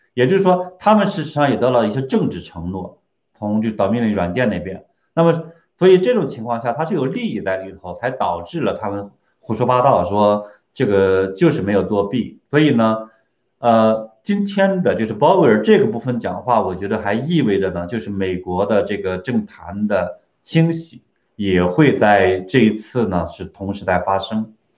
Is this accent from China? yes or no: yes; China; 我们中国人都特别聪明